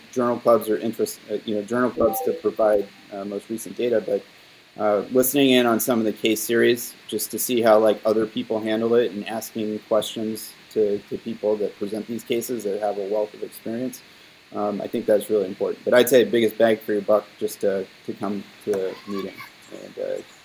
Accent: Texas, United States; now in New York, United States; I grew up in Texas, so I'm partial to Texas style barbecue

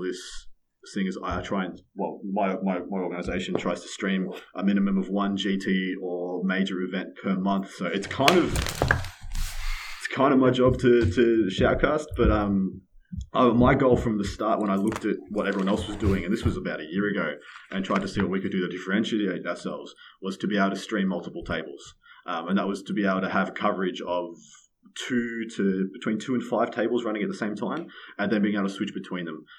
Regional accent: Victoria, Australia; my home state, Victoria

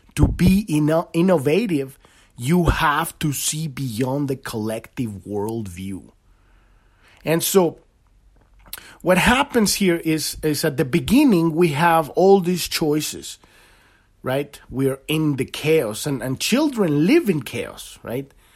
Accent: Mexico City, Mexico; moved away; I grew up in in Mexico City

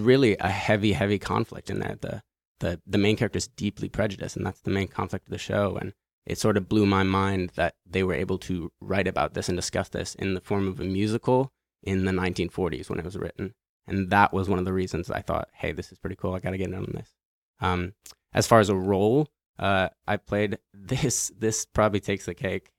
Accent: New York, United States; growing up in New York

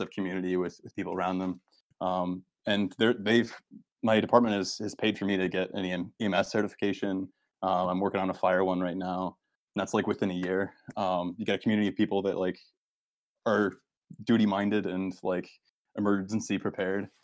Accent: Northern Maine, United States; moved away; also born or lived in Boston area; I'm from Northern Maine

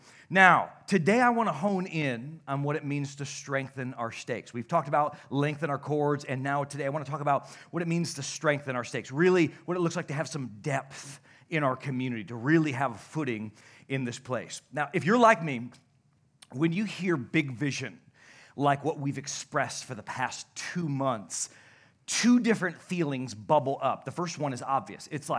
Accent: Nuevo, United States; Listen, everybody, I'm from Nuevo. We didn't have $1 million in the whole county, okay?

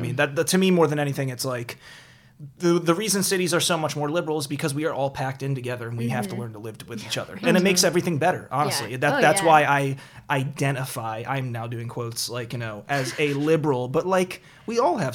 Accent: outside of Baltimore, Maryland, United States; born or raised there; moved away

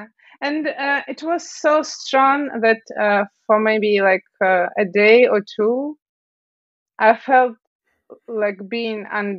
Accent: Siberia, Russia; Well, actually, I'm from Siberia.

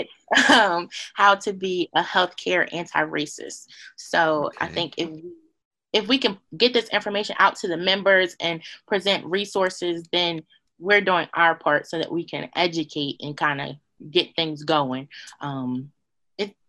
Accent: United States; I was born in America. I am Black. I wasn't born in Africa, so I'm Black

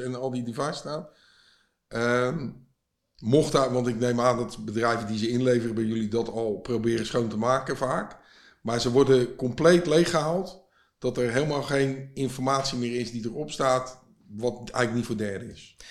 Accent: Vlaardingen, South Holland, Netherlands; ik kom zelf uit Vlaardingen, of ik woon in Vlaanderen

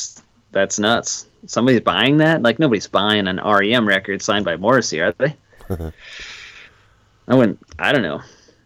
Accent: Wisconsin, United States; no, actually I'm from Wisconsin

